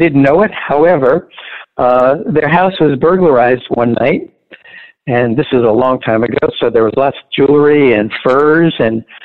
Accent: New York City, New York, United States; moved away as an adult; I was in the old Brooklyn, not the new Brooklyn, in South Brooklyn, near Coney Island, in a neighborhood called Bensonhurst

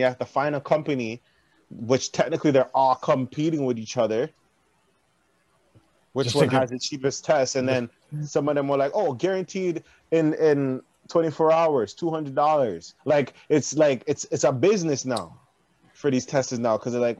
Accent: Canada; It's like, I'm from Canada!

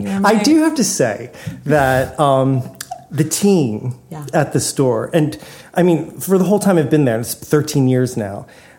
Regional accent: Doylestown, Pennsylvania, United States; moved away as an adult; also born or lived in New York; now in Los Angeles, United States; I grew up in Bucks County in a town called Doylestown.

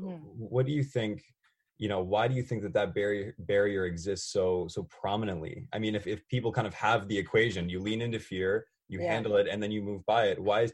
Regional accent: New Brunswick, Canada; I'm from New Brunswick. And so coming back here, has been just like this, the biggest breath of fresh air, being able to come home. Everything's just so much more low key here.

